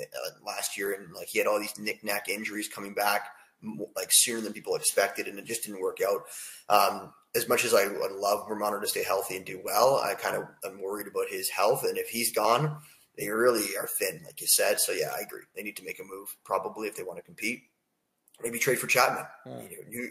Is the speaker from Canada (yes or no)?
yes; Toronto, Ontario, Canada; I'm from Toronto, and I'm a Jay fan.